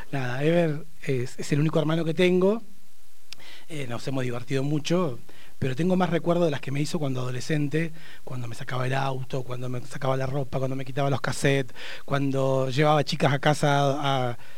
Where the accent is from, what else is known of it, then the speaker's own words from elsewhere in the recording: Barda del Medio, Río Negro, Argentina; also born or lived in Neuquén; Mi infancia, yo nací en Neuquén, pero la viví hasta los cinco años en Barda del Medio.